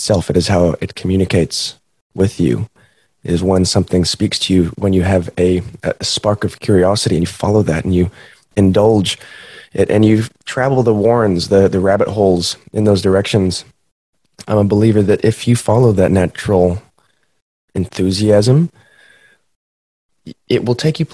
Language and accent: English; Montana, United States; moved away; Growing up in Montana